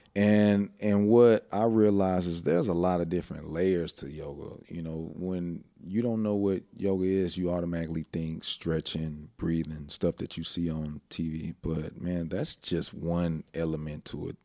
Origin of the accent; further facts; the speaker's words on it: Houston, Texas, United States; also born or lived in Lake Charles, Louisiana / Tucson, Arizona / Iraq; I grew up in Clear Lake